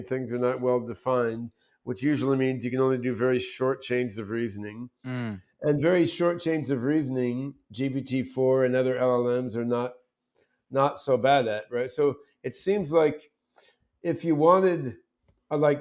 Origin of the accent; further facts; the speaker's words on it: suburban New Jersey, United States; also born or lived in Brazil / Eugene, Oregon; I was growing up in suburban New Jersey